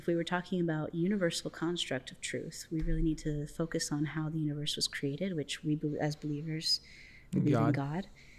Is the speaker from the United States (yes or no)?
yes; Florida, United States; also born or lived in Canada; And my family comes from Canada. I was born there, but I've lived in Florida most of my life.